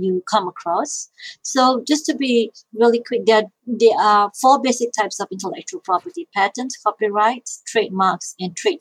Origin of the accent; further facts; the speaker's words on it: Malaysia; moved away; I grew up in Malaysia